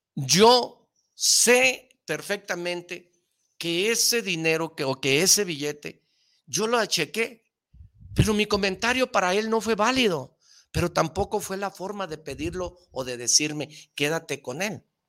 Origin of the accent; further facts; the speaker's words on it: Mexico; como todo mexicano